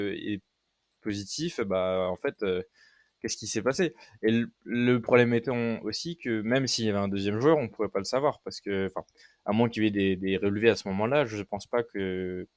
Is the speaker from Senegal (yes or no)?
no; France; je suis français